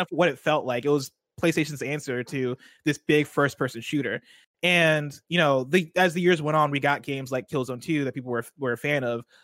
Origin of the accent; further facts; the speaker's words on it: Illinois, United States; growing up in Illinois